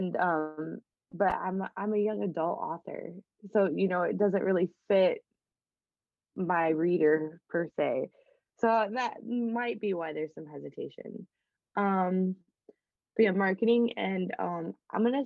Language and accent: English; Midwest, United States; since we're both from the Midwest